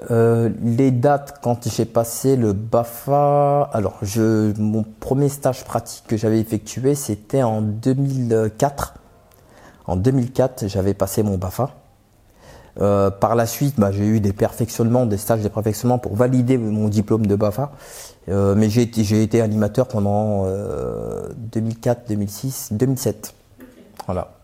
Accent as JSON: {"language": "French", "town": "Aubervilliers", "region": "Île-de-France", "country": "France", "tie": "born or raised there", "also_born_or_lived": "Pantin", "said": "J'ai grandi à Aubervilliers"}